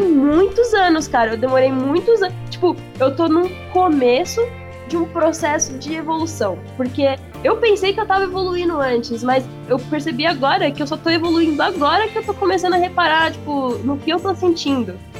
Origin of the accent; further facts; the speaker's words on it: São Paulo, Brazil; accent: paulista; eu odiava o sotaque paulista